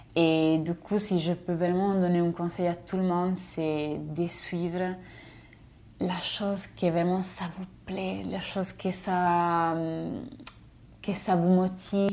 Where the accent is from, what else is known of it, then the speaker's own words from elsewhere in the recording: a village on the Austrian border, northern Italy, Italy; French is a second language; moved away as an adult; je suis italienne et je viens d'un village euh, de la frontière autrichienne, la frontière autrichienne euh, à l'extrême nord d'Italie